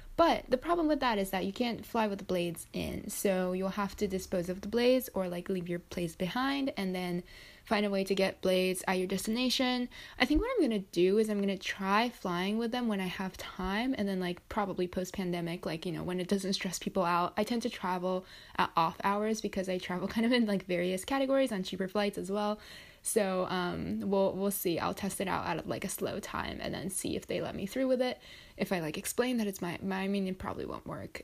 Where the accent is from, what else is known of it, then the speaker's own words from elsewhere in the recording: Japan; now in United States; my home country, which is Japan